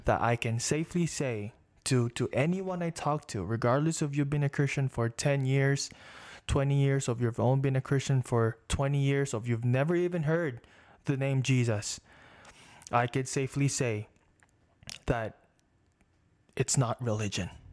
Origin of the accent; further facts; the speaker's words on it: Philippines; now in Las Vegas, United States; I grew up in the Philippines